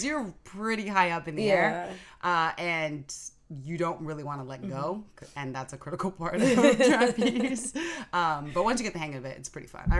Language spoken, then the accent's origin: English; San Francisco, California, United States; I'm half Japanese, half Nigerian, so I speak fluent Japanese, spent summers there as a kid, so growing up in San Francisco is great for that kind of community.